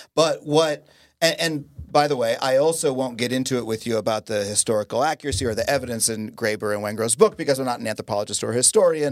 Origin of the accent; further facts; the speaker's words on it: United States; in the United States, I learned that we're the greatest people